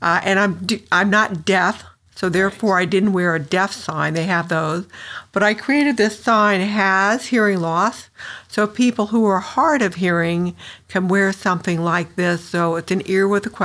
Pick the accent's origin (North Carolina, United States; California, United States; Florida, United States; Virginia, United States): California, United States; San Diego; moved away as an adult; I moved back to San Diego, which is my hometown